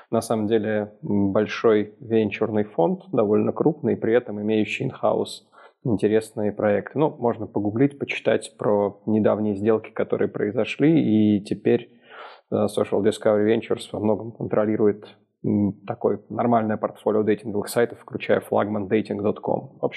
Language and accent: Russian; Minsk, Belarus; Я, как Ярик правильно сказал, из Минска. Но из Минска недавно я переехал из Москвы.